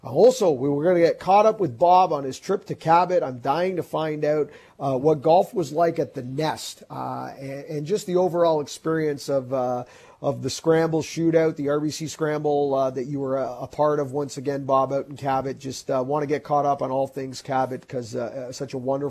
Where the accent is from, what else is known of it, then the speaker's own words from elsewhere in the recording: Canada; we're from Canada